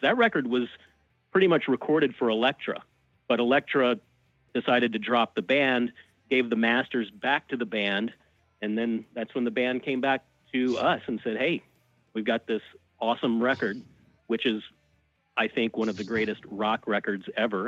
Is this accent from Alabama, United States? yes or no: yes; Birmingham, Alabama, United States; moved away as an adult; also born or lived in Tampa, Florida / New York City; I grew up in Birmingham, Alabama, and went to school at the University of Alabama